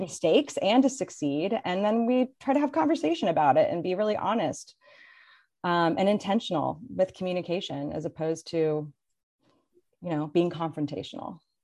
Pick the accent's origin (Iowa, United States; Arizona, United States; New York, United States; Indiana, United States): Indiana, United States; moved away as an adult; also born or lived in San Francisco, California; my hometown